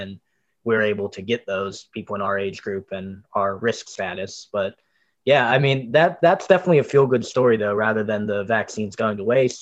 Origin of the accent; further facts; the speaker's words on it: North Lauderdale, Florida, United States; also born or lived in Parkland; now in Coral Springs, United States; I'm in Coral Springs, Parkland mostly right now. But I'm from North Lauderdale